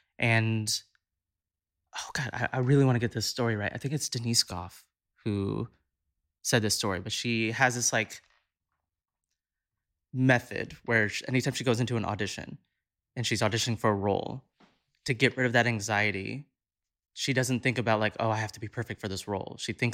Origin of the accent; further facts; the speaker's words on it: Southern United States, United States; I'm an Indian boy who grew up in the South, got into musical theater.